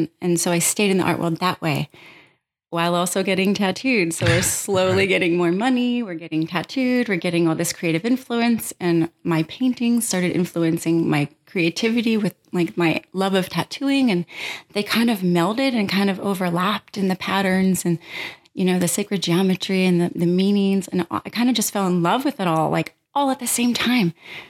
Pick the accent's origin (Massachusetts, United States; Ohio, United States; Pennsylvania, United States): Pennsylvania, United States; I grew up in Pennsylvania in a rural town, small town atmosphere. So, you know, here comes Baltimore.